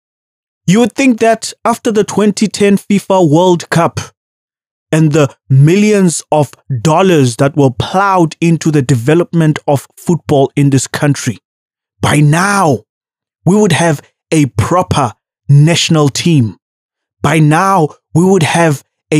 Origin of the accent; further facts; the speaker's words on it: South Africa; as a South African, a black South African